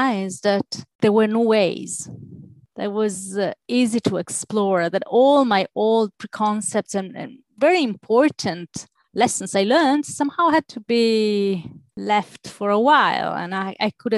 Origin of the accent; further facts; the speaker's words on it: Italy; moved away; I am Mediterranean, I'm from Italy